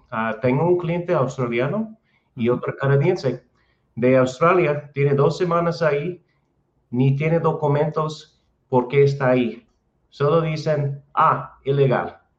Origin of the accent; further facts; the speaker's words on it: United States; Spanish is a second language; moved away as an adult; also born or lived in Guadalajara, Mexico; now in Chapala, Mexico; soy de Estados Unidos